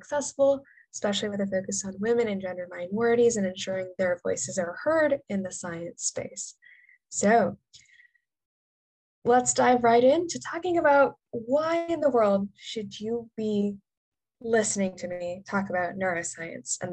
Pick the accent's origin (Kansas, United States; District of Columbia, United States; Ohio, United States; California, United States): California, United States; Northern; moved away as an adult; now in New York City, United States; I'm originally from Northern California